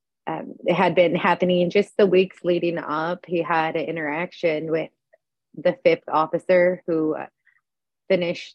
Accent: California, United States; I'm from California

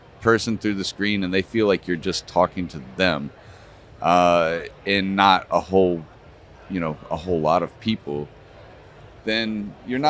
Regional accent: Denver, Colorado, United States; I am from Colorado, Denver. I live in Denver.

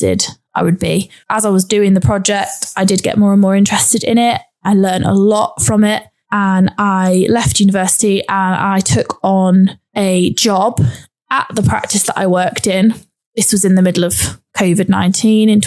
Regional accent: Cambridgeshire, East of England, United Kingdom; moved away as an adult; also born or lived in Cheshire; I'm originally from Cambridgeshire, so I moved away from home, from my family and friends

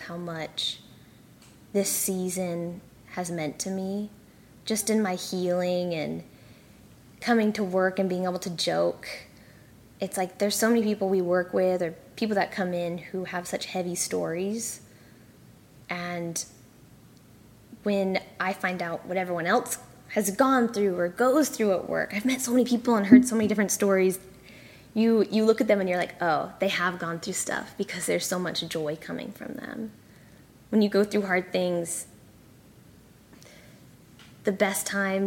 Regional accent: California, United States; also born or lived in Malaysia / Singapore / Saudi Arabia; now in Austin, United States; I grew up in California. That's like most of my memory

